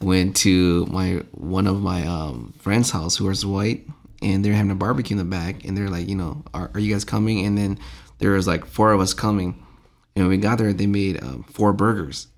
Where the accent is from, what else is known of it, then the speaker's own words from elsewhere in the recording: Saint Paul, Minnesota, United States; growing up around, I, I'm, I must have been the age of, like, four or five and running around with other Hmong kids. My dad was helping, uh, build, uh, Saint Paul Hmong Lions Church